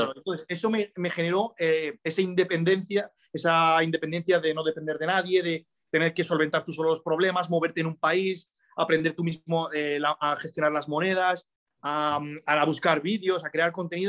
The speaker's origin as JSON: {"language": "Spanish", "country": "Spain", "tie": "born or raised there", "also_born_or_lived": "Morocco", "said": "yo me he criado aquí en España"}